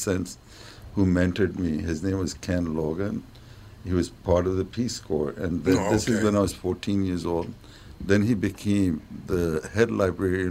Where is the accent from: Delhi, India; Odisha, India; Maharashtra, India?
Delhi, India; New Delhi; moved away as an adult; now in United States; I'm from New Delhi